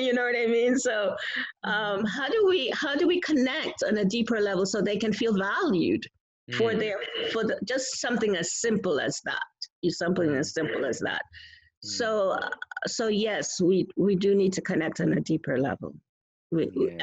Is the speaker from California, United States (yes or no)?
no; New York, United States; I'm from New York